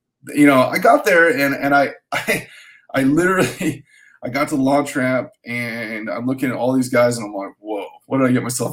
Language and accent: English; Salinas, California, United States; moved away as an adult; I grew up in Salinas, which is near Monterey